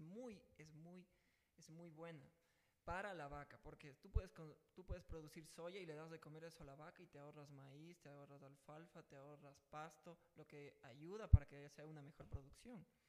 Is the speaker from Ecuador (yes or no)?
yes; Ecuador; la corrupción que tenemos metida eh, como ecuatorianos